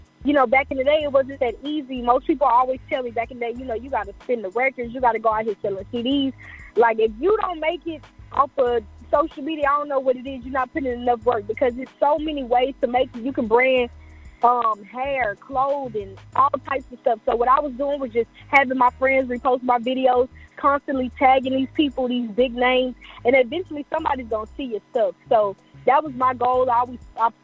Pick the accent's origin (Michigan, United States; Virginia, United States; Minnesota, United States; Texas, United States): Texas, United States; Houston; I'm from Houston, Texas, born and raised.